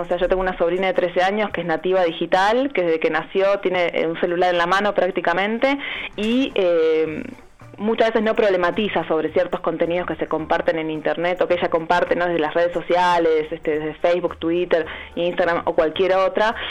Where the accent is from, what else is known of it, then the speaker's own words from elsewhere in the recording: Uruguay; moved away as an adult; now in Argentina; yo soy uruguaya y hace siete años que estoy viviendo acá